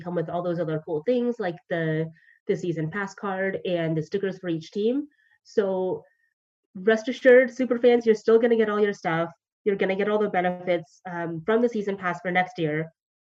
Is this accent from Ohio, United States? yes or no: no; Georgia, United States; now in Los Angeles, United States; I'm from Georgia